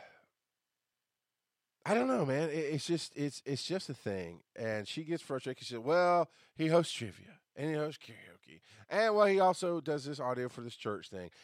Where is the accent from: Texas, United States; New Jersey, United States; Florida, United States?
Florida, United States; Orlando; I was born in Orlando, Florida